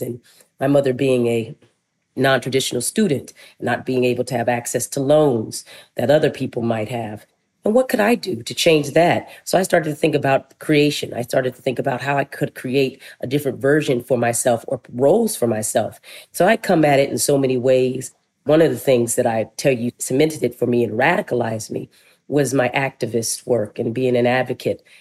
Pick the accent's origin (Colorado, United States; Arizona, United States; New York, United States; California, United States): Arizona, United States; Flagstaff; moved away; also born or lived in Winslow, Arizona / Philadelphia; I was born in Winslow, Arizona. I was raised in Flagstaff